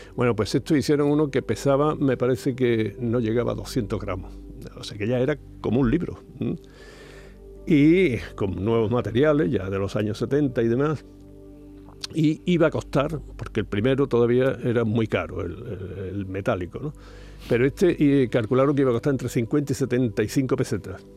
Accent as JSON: {"language": "Spanish", "region": "Andalusia", "country": "Spain"}